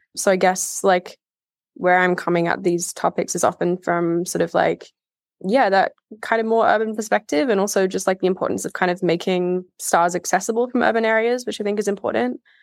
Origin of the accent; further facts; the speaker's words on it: Australia; moved away as an adult; also born or lived in United Kingdom; I think growing up in Australia